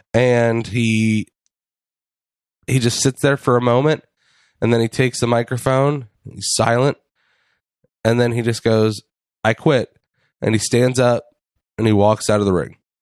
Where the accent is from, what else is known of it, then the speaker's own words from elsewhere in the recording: Cincinnati, Ohio, United States; We are grown men from Cincinnati, Ohio.